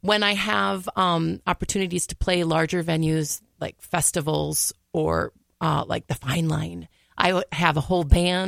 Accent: Brooklyn Center, Minnesota, United States; I am from Brooklyn Center.

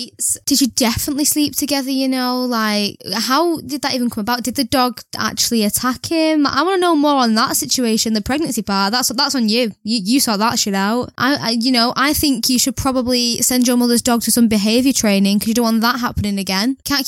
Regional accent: United Kingdom; I am white British and I don't think there's any other race in my family that I know of for years.

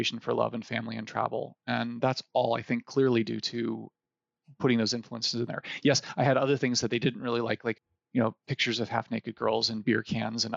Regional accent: Ohio, United States; moved away; I grew up in Ohio, which is a wonderful place to live for anybody who's living there now

